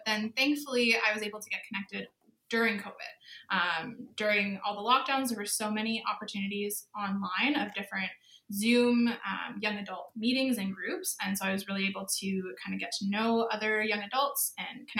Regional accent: Campden, Ontario, Canada; now in St. Catharines, Canada; I grew up in a tiny little town called Camden.

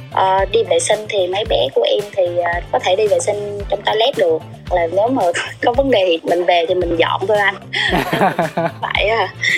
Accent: Bình Định, Vietnam; quê của em là ở Bình Định

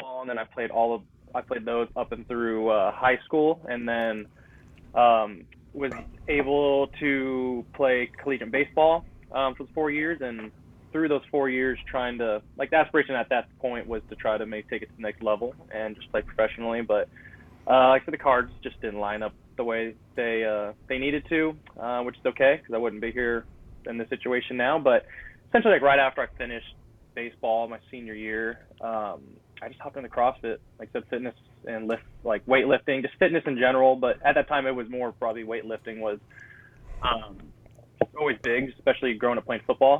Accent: California, United States; I'm from California

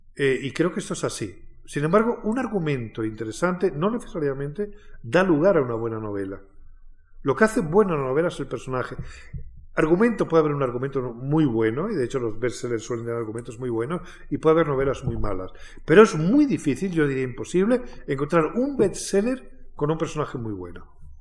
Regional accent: Alburquerque, Extremadura, Spain; now in Madrid, Spain; en Alburquerque, en mi pueblo

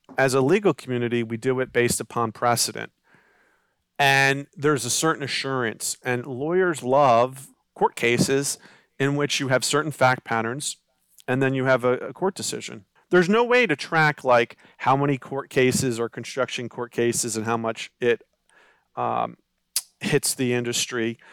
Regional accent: Baltimore County, Maryland, United States; I'm from the Baltimore County area

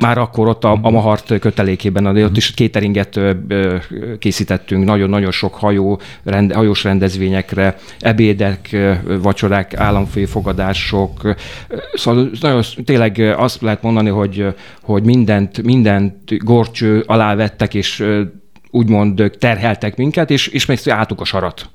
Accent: Miskolc, Borsod-Abaúj-Zemplén, Hungary; moved away as an adult; also born or lived in Budapest / Transdanubia; Én Miskolci vagyok

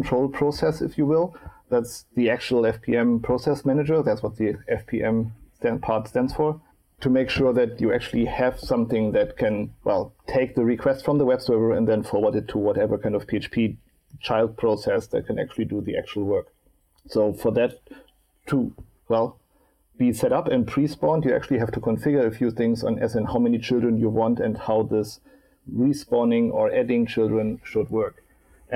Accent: Hamburg, Germany; I'm sitting in Hamburg right now. Actually, my hometown

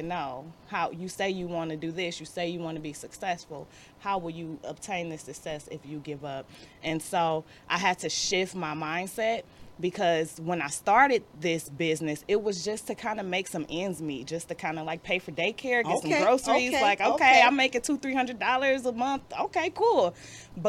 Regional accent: Detroit, Michigan, United States; I definitely was born and raised. I went through Detroit Public School System, and I graduated from Denby

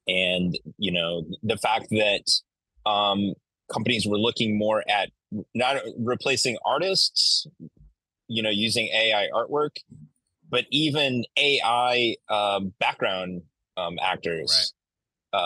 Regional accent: Central Illinois, United States; also born or lived in Alabama; I lived in Alabama for two years, but I'm actually from Central Illinois.

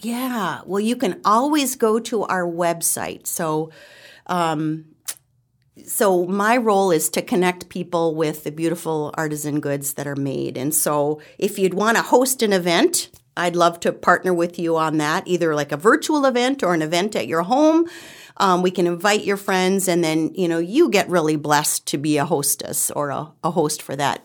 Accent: the Midwest, Illinois, United States; moved away as an adult; now in Western New York, United States; my husband and I moved here from Illinois. We'd been, you know, born and raised and lived most of our life in the Midwest

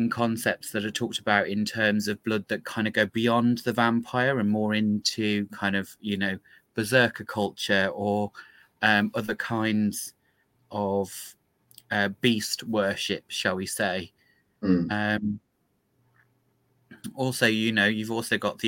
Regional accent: United Kingdom; particularly being British and knowing quite how mongrel our blood is

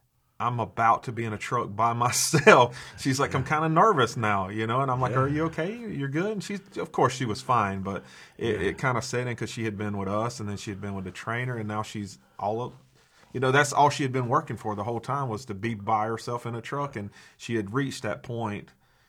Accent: South Georgia, United States; now in Marshfield, United States; I moved up here to Marshfield. And, you know, I'm from South Georgia, so I moved up here to Marshfield.

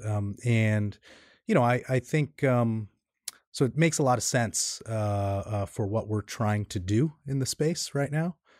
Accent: New York City, New York, United States; I grew up in Queens. I'm a New York native.

